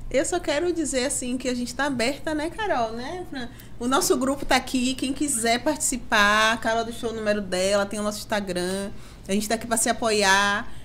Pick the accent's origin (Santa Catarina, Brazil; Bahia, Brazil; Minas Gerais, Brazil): Bahia, Brazil; a gente é baiano